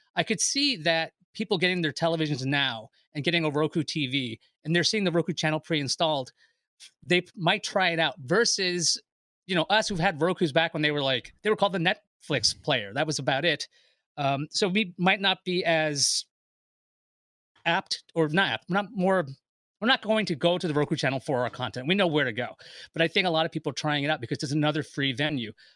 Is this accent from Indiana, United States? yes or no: no; New York City, New York, United States; I'm from Queens